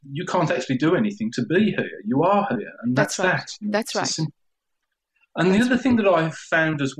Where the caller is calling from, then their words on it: Spain; I'm calling from Spain. Can you hear me okay?